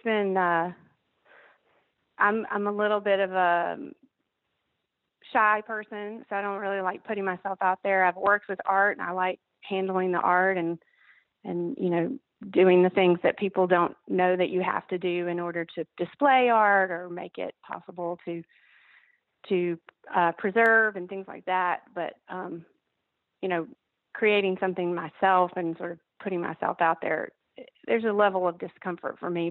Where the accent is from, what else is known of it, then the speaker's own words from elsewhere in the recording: Vicksburg, Mississippi, United States; moved away as an adult; also born or lived in Virginia; now in Nashville, United States; growing up in Vicksburg, Mississippi